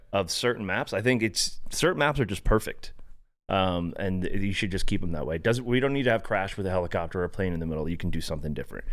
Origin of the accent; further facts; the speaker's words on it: Florida, United States; also born or lived in San Diego, California; grew up in Florida, which was the furthest place away from the military